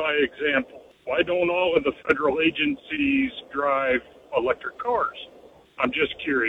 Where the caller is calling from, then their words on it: San Antonio, Texas, United States; I'm calling from San Antonio.